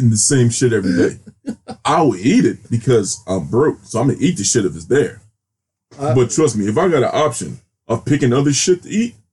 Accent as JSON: {"language": "English", "region": "Maryland", "country": "United States", "tie": "born or raised there", "said": "Are you surprised I, I grew up in Maryland"}